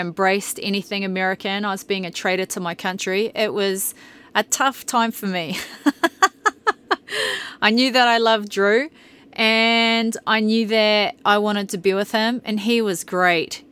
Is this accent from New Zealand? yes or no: yes; New Zealand; moved away as an adult; also born or lived in Brisbane, Australia / Tokoroa, New Zealand; now in Bountiful, Utah, United States; about being a Kiwi